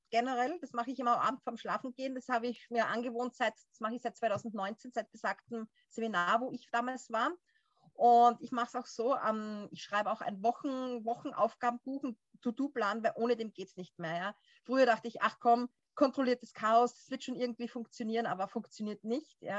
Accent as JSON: {"language": "German", "country": "Austria", "said": "ich komme ja, wie gesagt, aus Österreich"}